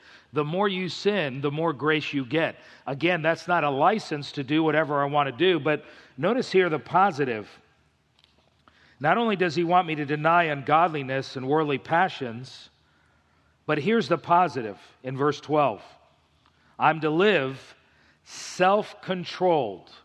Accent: South Florida, United States; moved away; I grew up in South Florida.

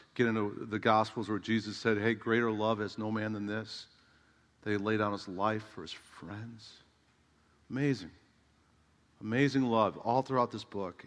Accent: United States; I'm an American

